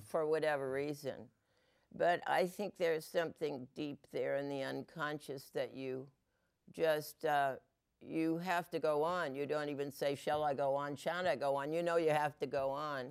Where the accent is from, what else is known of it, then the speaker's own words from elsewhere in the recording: New England, United States; I'm from New England